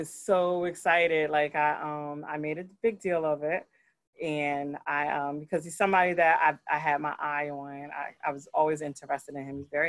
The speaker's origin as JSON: {"language": "English", "region": "New Jersey", "country": "United States", "said": "I'm a Jersey girl. And I'm like, don't call me nothing else but a Jersey girl. I'm from Jersey"}